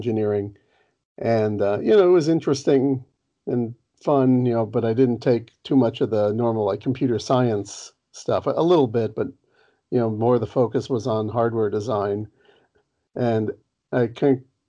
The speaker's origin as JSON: {"language": "English", "town": "Los Angeles", "region": "California", "country": "United States", "tie": "born or raised there", "said": "I grew up down in Los Angeles"}